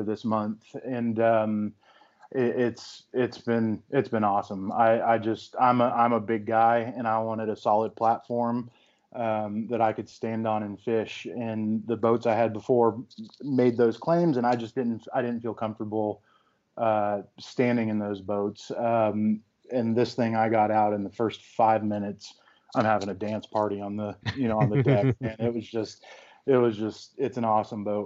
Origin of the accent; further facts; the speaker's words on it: Central Florida, United States; moved away; I'm originally from Central Florida, and we had a pond in our backyard that every day after school I'd go down